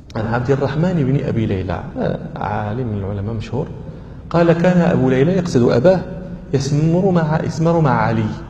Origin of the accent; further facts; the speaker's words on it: Morocco; عندنا في المغرب